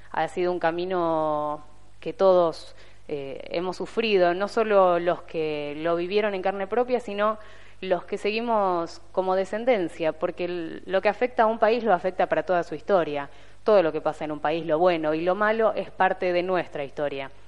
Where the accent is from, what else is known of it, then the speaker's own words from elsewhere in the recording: Argentina; vivamos en este país